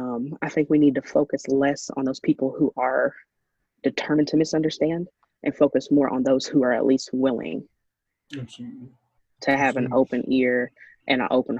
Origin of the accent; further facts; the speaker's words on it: Ashland, Kentucky, United States; my hometown, Ashland, Kentucky